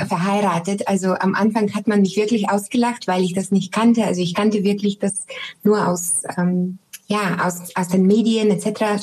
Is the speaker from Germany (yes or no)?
no; Sofia, Sofia City, Bulgaria; moved away; Ich komme ja ursprünglich aus Sofia